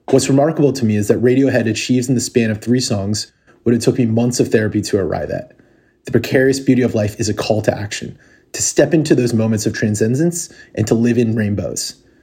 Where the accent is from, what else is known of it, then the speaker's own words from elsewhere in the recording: Guadalajara, Jalisco, Mexico; Hi, I'm … from Guadalajara, Mexico.